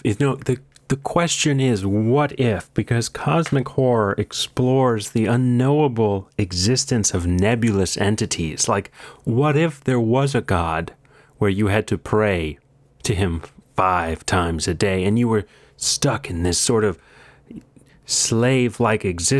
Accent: Green Bay, Wisconsin, United States; No, I am not. I am from Green Bay, Wisconsin.

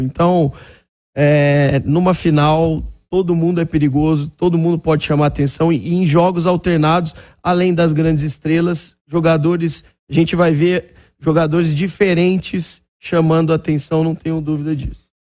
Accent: Franca, São Paulo, Brazil; eu sou natural de Franca

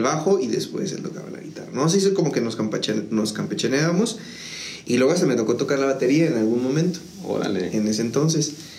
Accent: San Juan del Río, Querétaro, Mexico; yo soy originario de, aquí de la ciudad de San Juan del Río. Este, prácticamente toda mi vida he estado, o sea, toda mi vida la he vivido aquí

